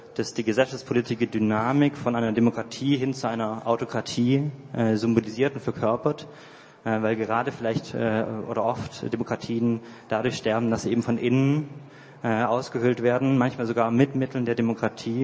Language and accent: German; near Konstanz, Baden-Württemberg, Germany; moved away as an adult; now in Heidelberg, Germany; ich komme aus der Nähe von Konstanz ähm, und wohne jetzt in Heidelberg